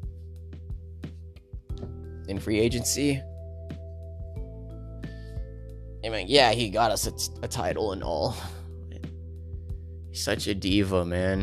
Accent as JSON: {"language": "English", "region": "California", "country": "United States", "moved": "as an adult", "lives_now": "Maryland, United States"}